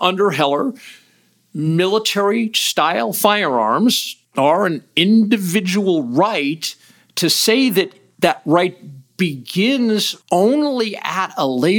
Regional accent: United States; an American

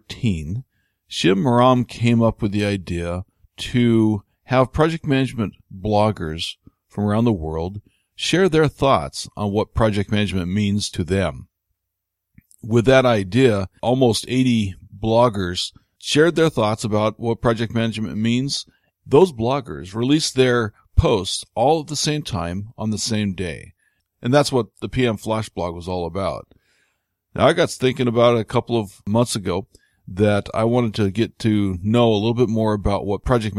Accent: Spokane, Washington, United States; I'm actually from Spokane, Washington

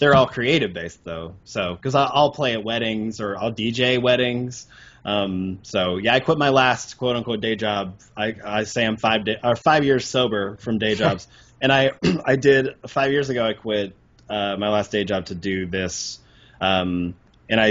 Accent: Arkansas, United States; moved away; I grew up in Arkansas

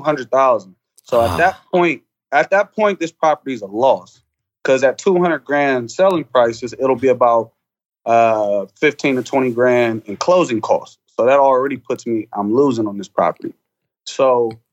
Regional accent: Columbus, Ohio, United States; born and raised Columbus, Ohio.

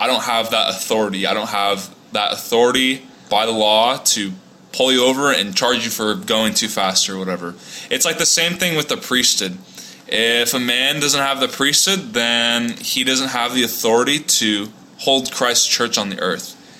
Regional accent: Orange County, Southern California, United States; moved away as an adult; also born or lived in Provo, Utah; now in Houston, United States; I grew up in Southern California in Orange County for all my life.

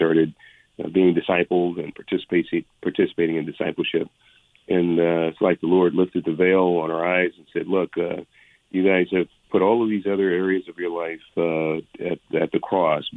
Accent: San Francisco, California, United States; also born or lived in San Jose; I was born in Hunters Point in San Francisco, which is project housing. I was born into abject poverty in the 1960s. And so I was and then by the time I was eight, we moved to a lower middle class community, still in San Francisco.

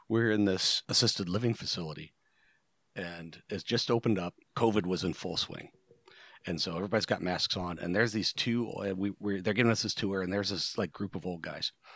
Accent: Rust Belt, United States; I grew up in a Rust Belt, tiny little shit-ville town

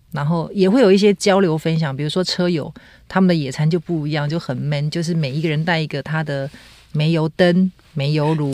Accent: Taiwan; 我们台湾

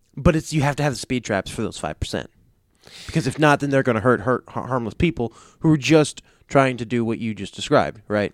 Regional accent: United States; I'm an American.

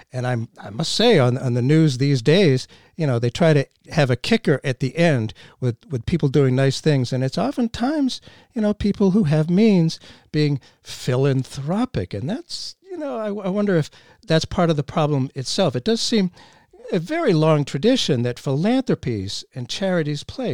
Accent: Boston, Massachusetts, United States; growing up in Boston, just outside of Boston

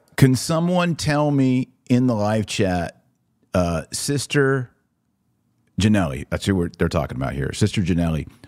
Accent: Texas, United States; as a Texan myself

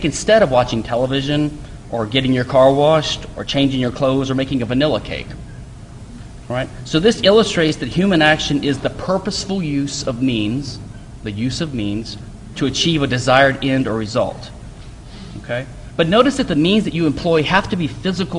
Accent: Louisiana, United States; now in Houston, United States; I live in Houston, and I'm from Louisiana, but I'm glad that I moved here

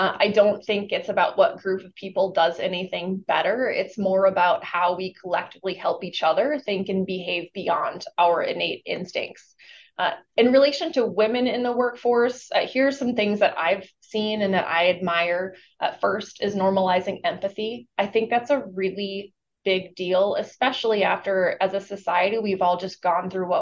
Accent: Minnesota, United States; Although I am from Minnesota and we are known to be very Minnesota nice

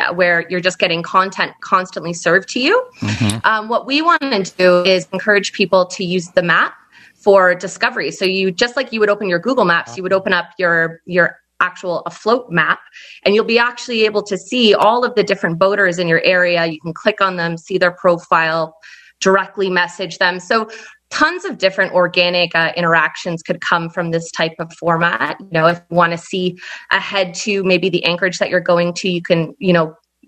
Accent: Mississauga, Ontario, Canada; now in Las Vegas, United States; Mississauga, Ontario, which is a suburb of Toronto.

